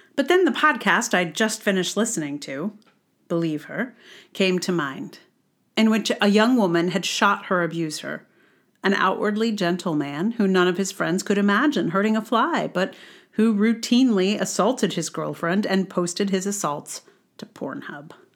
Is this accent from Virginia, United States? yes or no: yes; Charlottesville, Virginia, United States; now in New York City, United States; I am from Charlottesville.